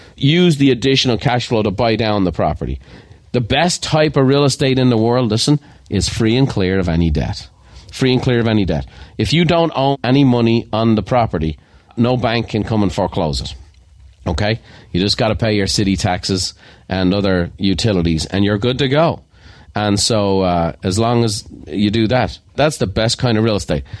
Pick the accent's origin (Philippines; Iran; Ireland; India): Ireland; I am Irish